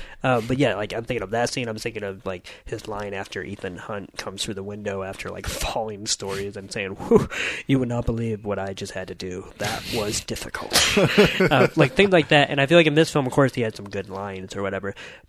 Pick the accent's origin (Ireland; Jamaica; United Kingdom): United Kingdom; as a British TV nerd